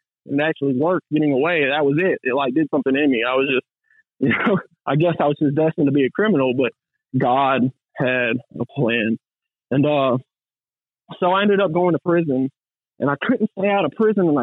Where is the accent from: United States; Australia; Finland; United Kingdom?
United States; Gulfport, Mississippi; I'm from Gulfport, Mississippi, and I grew up in a rough neighborhood called Magnolia Grove